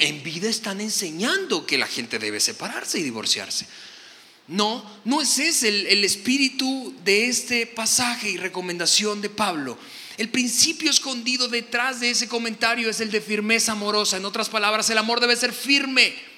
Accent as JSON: {"language": "Spanish", "country": "Venezuela", "said": "soy venezolano"}